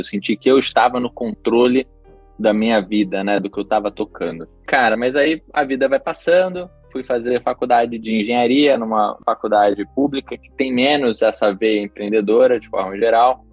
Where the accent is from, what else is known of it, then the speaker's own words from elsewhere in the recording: Rio de Janeiro, Brazil; also born or lived in Chicago, United States; sou carioca, né? Mas nessa época ainda morava no Rio